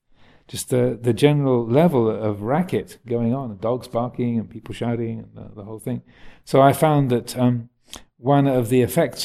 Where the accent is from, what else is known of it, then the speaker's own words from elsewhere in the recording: United Kingdom; accent: English; I do have an American passport as well, so I'm partly American. My accent isn't 100% English anymore.